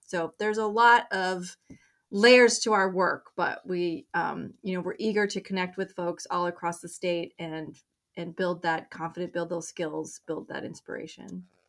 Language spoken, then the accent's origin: English; Colorado, United States; moved away as an adult; now in Maine, United States; I grew up in Colorado